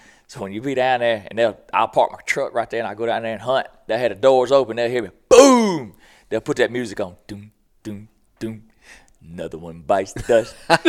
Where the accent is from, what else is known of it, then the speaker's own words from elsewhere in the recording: Boogie Bottom, Mississippi, United States; We always joke, I'm down from Boogie Bottom, what they call it, so where I grew up.